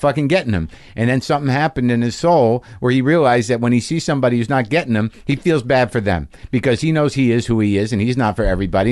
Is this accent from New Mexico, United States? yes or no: yes; New Mexico, United States; moved away; also born or lived in Boston / New Jersey; I grew up mostly in New Mexico